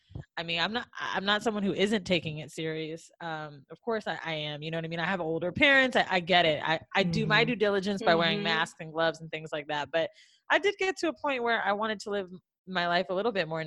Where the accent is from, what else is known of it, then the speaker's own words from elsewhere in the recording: Orlando, Florida, United States; moved away; also born or lived in New York; I'm from Orlando. Me and Mandy.